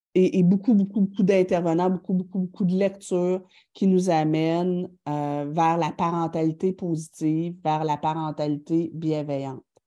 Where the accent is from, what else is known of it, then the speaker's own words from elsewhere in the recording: Thetford Mines, Quebec, Canada; je viens de Tetford Mind